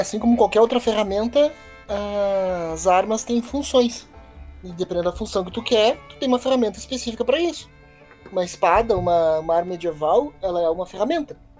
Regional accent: Brazil; accent: Brazilian; o nosso sotaque brasileiro

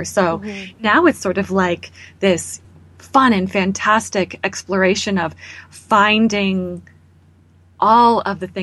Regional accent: Canada; as a Canadian

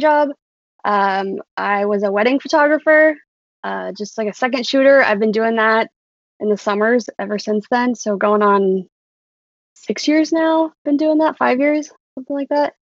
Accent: Urbandale, Iowa, United States; born and raised in Urbandale, Iowa.

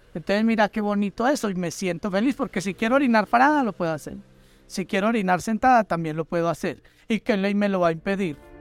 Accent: Colombia; Yo soy una ciudadana colombiana, un ciudadano colombiano

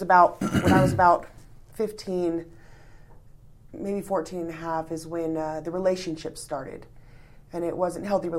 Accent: California, United States; born there; I was born in California.

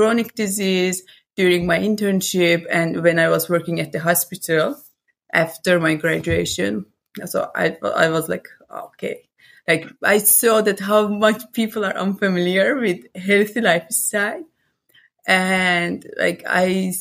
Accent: Iran; moved away as an adult; also born or lived in Cyprus; now in Netherlands; I was born in Iran and lived there till my 24.

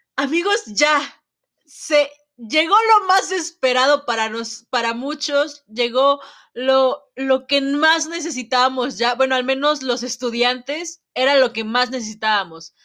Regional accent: Mexico

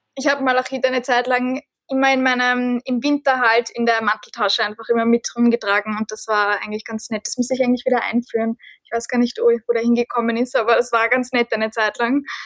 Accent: Austria; Bei uns in Österreich

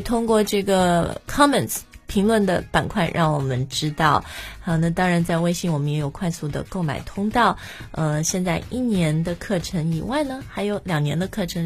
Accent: China; moved away as an adult; also born or lived in Sydney, Australia; 我是中国人

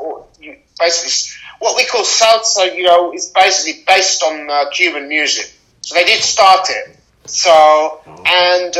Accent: United Kingdom; in Britain, we're far away from the Americas. We're in Europe, and we have a lot of Caribbean and African people. And that's our culture

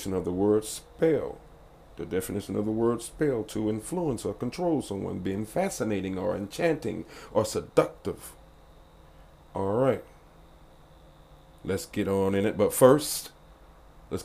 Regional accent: the South, United States; I'm from the South, and I was raised Baptist

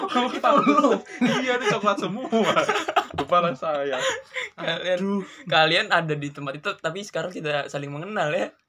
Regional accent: Wonogiri, Central Java, Indonesia; Asalnya dari Wonogiri Ngalor.

